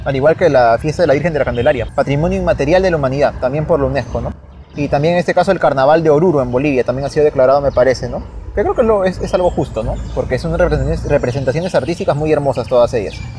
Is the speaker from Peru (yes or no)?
yes; Peru; somos peruanos